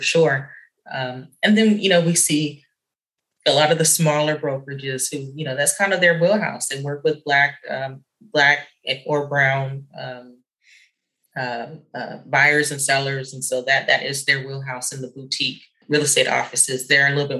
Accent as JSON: {"language": "English", "town": "San Jose", "region": "California", "country": "United States", "tie": "born or raised there", "said": "I grew up in San Jose"}